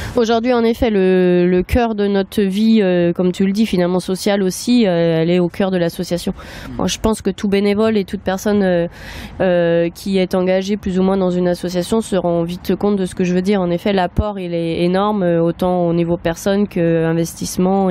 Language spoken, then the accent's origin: French; Nantes, Pays de la Loire, France; now in Caen, France; je suis nantaise